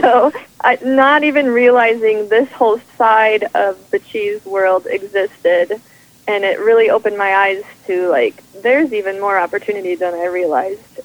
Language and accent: English; Minnesota, United States; also born or lived in Vermont; we're dairy farmers from Minnesota